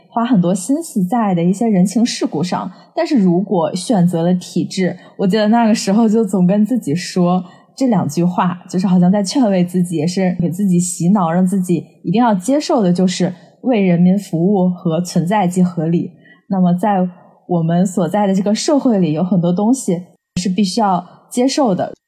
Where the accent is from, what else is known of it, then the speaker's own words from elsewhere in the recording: Tianjin, China; 巧的是我俩都来自于天津